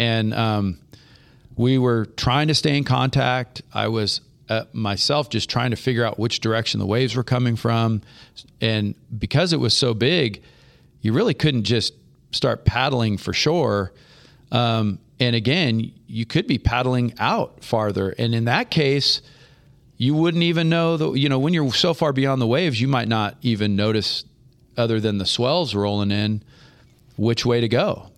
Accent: Half Moon Bay, California, United States; moved away; I grew up surfing in Half Moon Bay in the San Francisco Bay Area

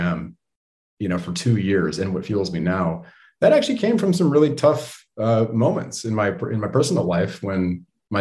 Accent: Bay Area, California, United States; growing up in the Bay Area

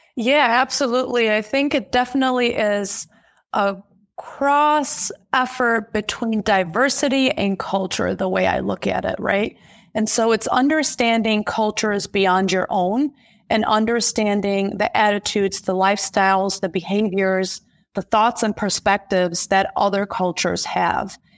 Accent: Germany; moved away as an adult; now in United States; I was born and raised in Germany to Middle Eastern or Chaldean parents

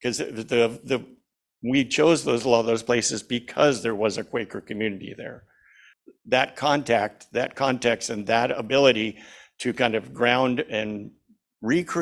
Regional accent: Junction City, Oregon, United States; moved away as an adult; also born or lived in Seattle / Lopez Island; I grew up in Junction City, about 45 miles from here, a small town

